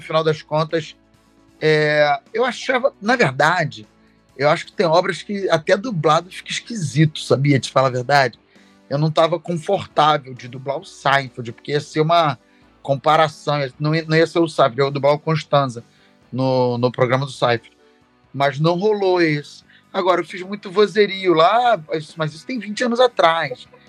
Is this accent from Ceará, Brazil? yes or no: no; Rio de Janeiro, Brazil; sou do Rio de Janeiro, mas ando assim, Bangu